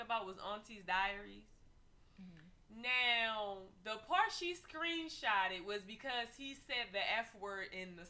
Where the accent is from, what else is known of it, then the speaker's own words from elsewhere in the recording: Baltimore, Maryland, United States; I'm from Baltimore City